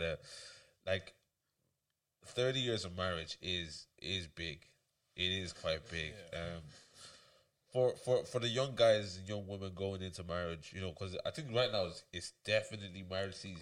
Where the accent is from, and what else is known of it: Ireland